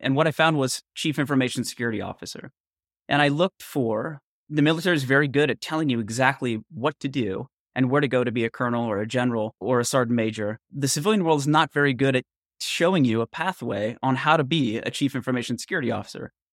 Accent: Northern California, United States; I grew up in Northern California in the 70s and the 80s

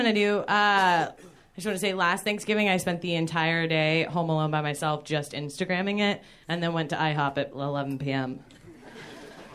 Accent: Georgia, United States; I'm from Georgia

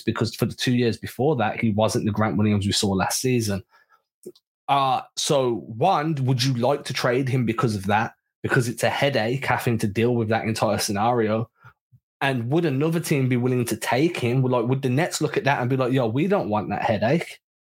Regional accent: England, United Kingdom; We're English

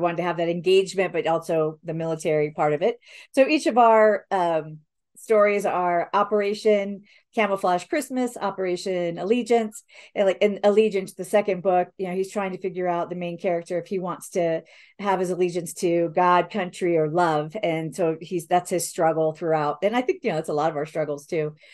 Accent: Spain; I didn't, when I was growing up, I really didn't hear because I grew up mostly in Spain and wasn't around like cousins or grandparents or whatever to take you to church.

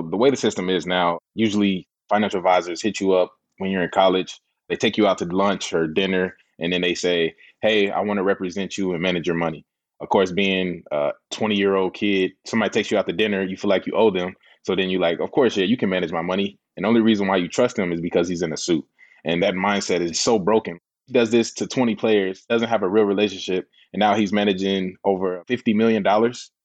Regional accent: Indianapolis, Indiana, United States; I'm from the east side of Indianapolis, not the best area. We don't have the best resources and things like that, but we didn't know that growing up

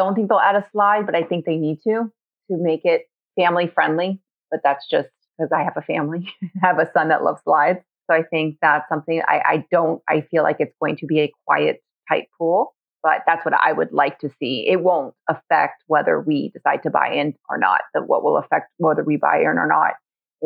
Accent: South Florida, United States; We're from South Florida

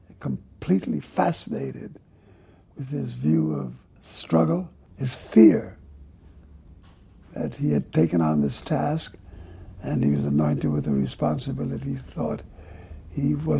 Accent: Jamaica; moved away; also born or lived in New York City; a place in which I grew up in Jamaica.

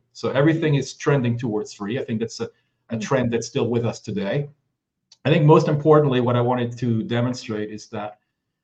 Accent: France; moved away as an adult; also born or lived in Los Angeles, United States; I was born and raised in France. So I'm at least half French.

